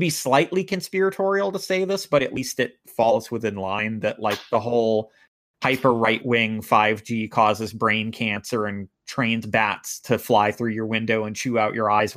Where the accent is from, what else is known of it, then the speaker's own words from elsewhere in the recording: United States; as an American